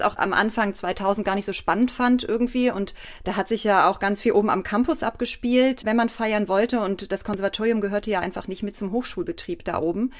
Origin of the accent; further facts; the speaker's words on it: Erftstadt, North Rhine-Westphalia, Germany; moved away as an adult; also born or lived in Cologne; now in Mainz, Germany; ich bin ja nicht in Köln aufgewachsen, ich bin auch außerhalb in Erftstadt aufgewachsen